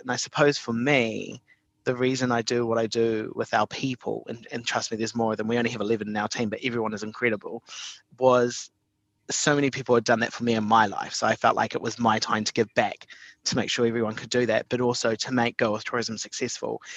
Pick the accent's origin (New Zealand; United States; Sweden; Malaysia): New Zealand; Invercargill, Southland; I was brought up in Invercargill